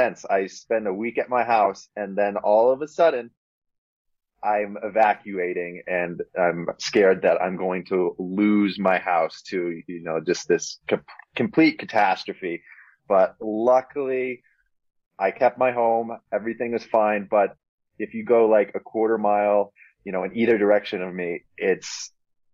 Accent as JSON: {"language": "English", "town": "Boulder", "region": "Colorado", "country": "United States", "tie": "born or raised there", "said": "my hometown in Boulder"}